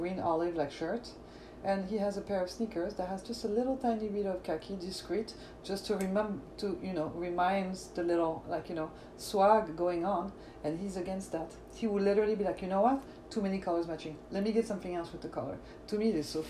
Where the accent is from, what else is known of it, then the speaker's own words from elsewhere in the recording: France; accent: French; English is a second language; now in Los Angeles, United States; the French accent